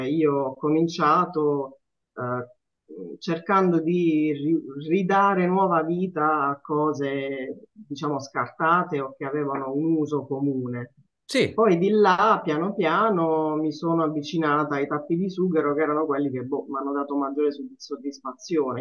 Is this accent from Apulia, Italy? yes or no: yes; Apulia, Italy; sono pugliese